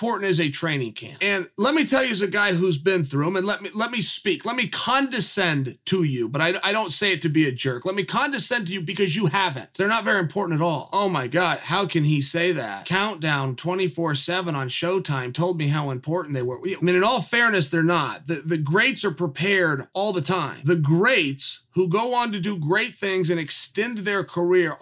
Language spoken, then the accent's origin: English; Oregon, United States; I'm from Oregon. I'm in Oregon talking to you guys right now